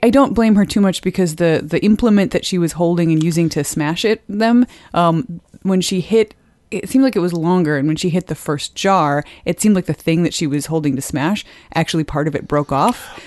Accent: Wisconsin, United States; now in Edmonton, Canada; I'm from Wisconsin and now Edmonton

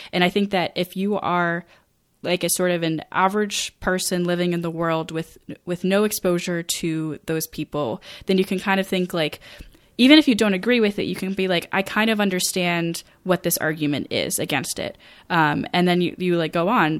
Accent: rural Maine, United States; I graduated in twenty fourteen, um, and I do, I, like, I personally know people who are working for, um, like, G S As in my, the county that I grew up

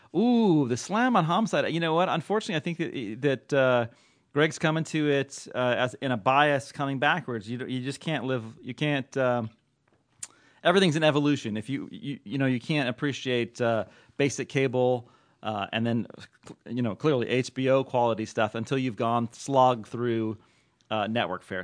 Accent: Oakland, California, United States; in Oakland, Oaklandish, my home, my hometown

